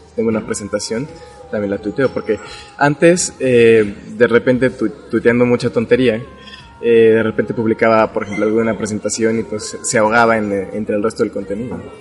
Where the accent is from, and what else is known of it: Mexico